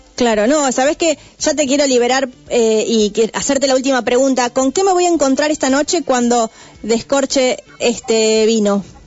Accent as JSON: {"language": "Spanish", "region": "Buenos Aires", "country": "Argentina", "said": "yo soy porteña"}